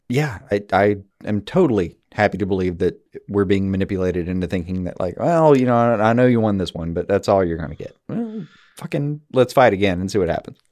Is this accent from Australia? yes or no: no; Alabama, United States; I'm from Alabama.